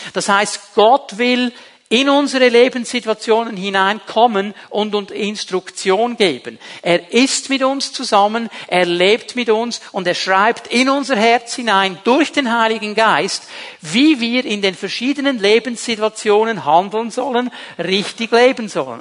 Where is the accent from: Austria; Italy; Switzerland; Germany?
Switzerland; Zurich; moved away; bei uns zu Hause in Zürich